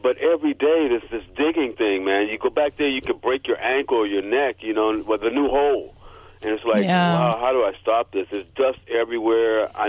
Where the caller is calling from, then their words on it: Los Angeles, California, United States; I'm coming from Los Angeles.